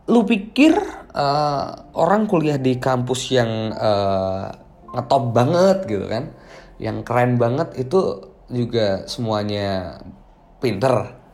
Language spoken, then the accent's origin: Indonesian; Magelang, Central Java, Indonesia; Jogja atau di daerahku aja deh, Jawa Tengah, Magelang gitu.